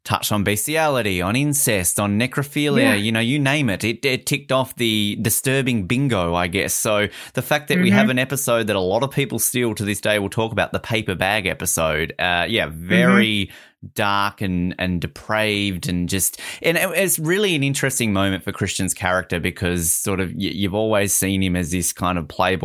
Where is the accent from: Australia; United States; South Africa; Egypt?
Australia; as an Australian myself